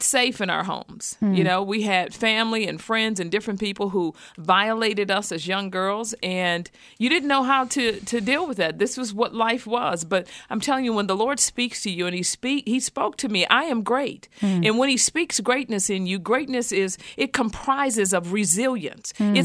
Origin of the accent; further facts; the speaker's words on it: Houston, Texas, United States; How I grew up. I was born in Houston, Texas.